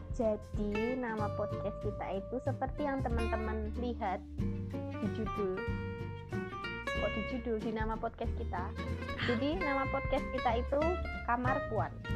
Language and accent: Indonesian; Surakarta, Central Java, Indonesia; moved away as an adult; now in Semarang, Indonesia; Solo adalah kota kelahiranku, tapi aku sedang mengejar gelar STP di kota Lumpia, yaitu kota Semarang